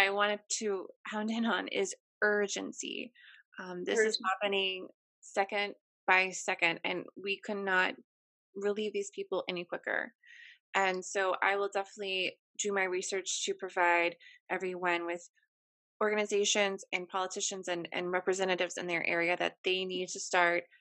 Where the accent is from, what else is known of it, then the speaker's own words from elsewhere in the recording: United States; me being American